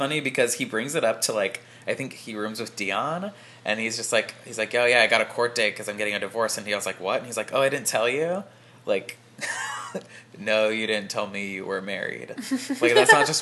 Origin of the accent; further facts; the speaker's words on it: California, United States; we're from California